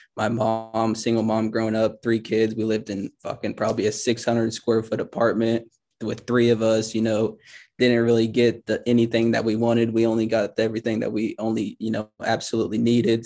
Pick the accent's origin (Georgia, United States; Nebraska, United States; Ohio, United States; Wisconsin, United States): Nebraska, United States; Grand Island; moved away as an adult; now in Lincoln, United States; I'm actually, I'm from Grand Island, Nebraska